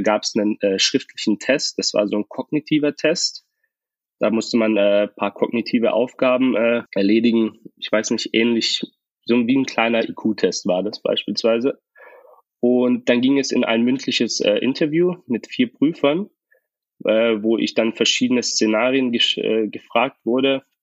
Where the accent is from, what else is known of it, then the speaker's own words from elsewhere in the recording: Tübingen, Baden-Württemberg, Germany; ich bin 23 Jahre jung und ich komme aus Tübingen